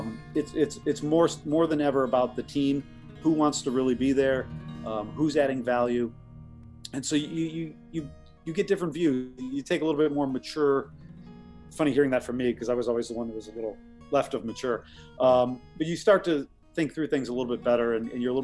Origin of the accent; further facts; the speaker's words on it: Parma, Ohio, United States; moved away as an adult; now in Hong Kong; a small, wonderful town outside of Cleveland called Parma, Ohio